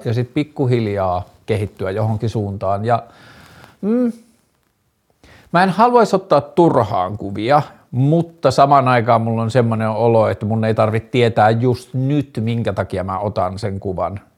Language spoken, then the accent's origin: Finnish; Tornio, Lapland, Finland; mä oon lapsena, kun mä oon kasvanut Torniossa